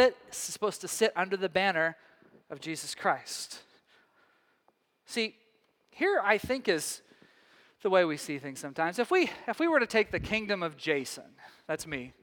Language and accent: English; Texas, United States; moved away as an adult; also born or lived in Scottish descent; now in Northwest, United States; back home to Texas